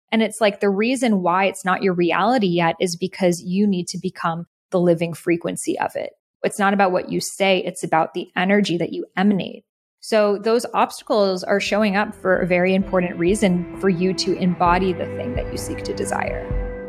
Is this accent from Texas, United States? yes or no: no; outside of Boston near Salem, Massachusetts, United States; I grew up outside of Boston near Salem, Massachusetts